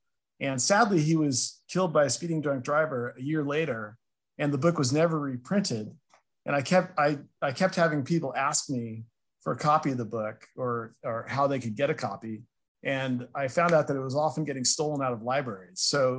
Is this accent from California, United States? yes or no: yes; Berkeley, California, United States; moved away as an adult; now in San Diego, United States; I grew up in Berkeley, went to the Berkeley Public Schools. I went to Cal as an undergrad. I also got my master's at the College of Environmental Design, and then I finished my PhD up there right in 2010.